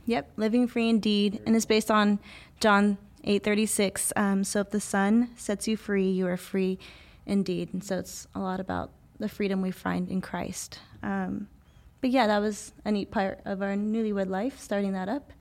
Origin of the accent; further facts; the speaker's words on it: Visalia, California, United States; also born or lived in Ithaca, New York; now in Los Angeles, United States; I was born here in California, only a few hours north of L A in Visalia, California